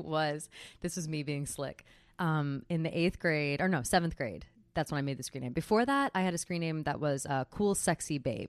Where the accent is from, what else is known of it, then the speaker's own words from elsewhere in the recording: New Jersey, United States; But I was so quick to ditch New Jersey. Until people are talking shit about New Jersey, then all of a sudden I'm like, Jersey strong.